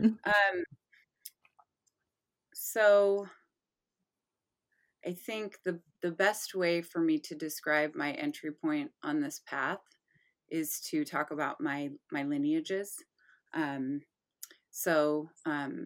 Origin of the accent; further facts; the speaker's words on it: Michigan, United States; I was raised in Michigan.